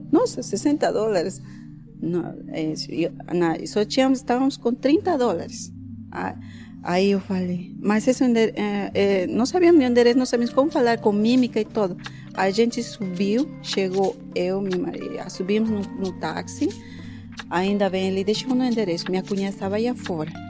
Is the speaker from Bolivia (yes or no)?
yes; Oruro, Bolivia; now in Brazil; sou de Oruro.